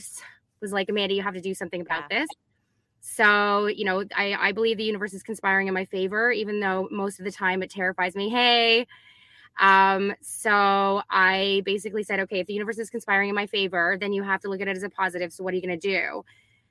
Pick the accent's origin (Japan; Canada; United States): Canada; I'm Canadian